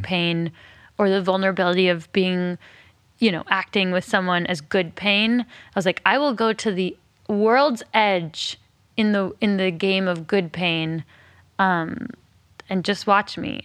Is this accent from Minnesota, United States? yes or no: no; Alameda, California, United States; also born or lived in Berkeley, California; I was born in Berkeley and grew up on an island called Alameda.